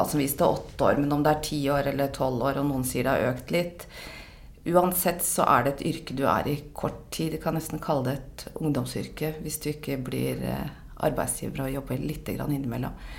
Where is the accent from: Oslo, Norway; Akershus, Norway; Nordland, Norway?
Oslo, Norway; Jeg er fra Oslo, bor i Oslo. 54 år.